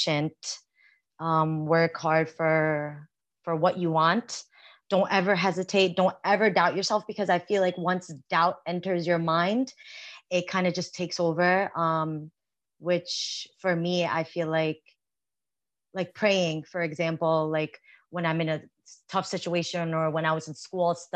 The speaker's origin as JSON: {"language": "English", "country": "United States", "tie": "born or raised there"}